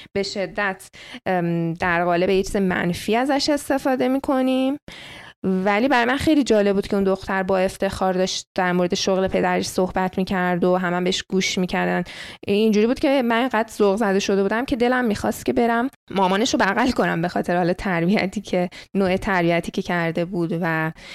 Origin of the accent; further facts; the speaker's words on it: Iran; moved away; من ایرانی هستم